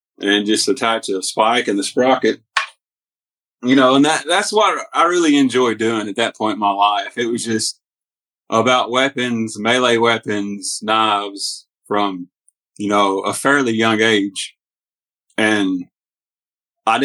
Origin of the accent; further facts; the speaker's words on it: Hornbeak, Tennessee, United States; also born or lived in Mississippi; we moved from Mississippi up to Hornbeak, Tennessee, which was my mom's old home place